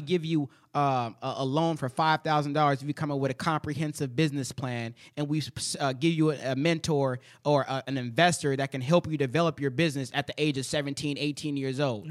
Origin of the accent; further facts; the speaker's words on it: United States; It's the only country I've ever known.